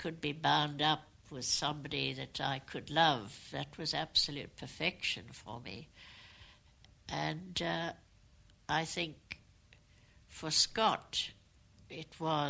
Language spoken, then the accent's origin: English; South Africa; I wasn't yet very conscious of being South African, though Michael had said to me that being born in South Africa, of your parents at that particular time, you have a certain responsibility.